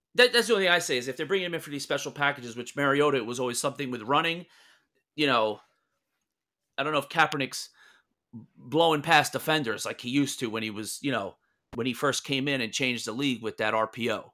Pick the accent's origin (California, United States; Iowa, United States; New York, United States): New York, United States; New York City; growing up in the New York City area